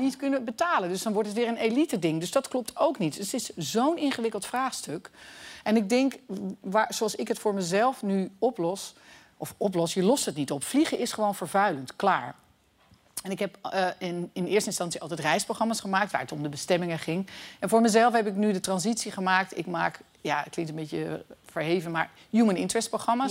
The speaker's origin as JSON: {"language": "Dutch", "town": "Haarlem", "region": "North Holland", "country": "Netherlands", "said": "ik kom uit Haarlem"}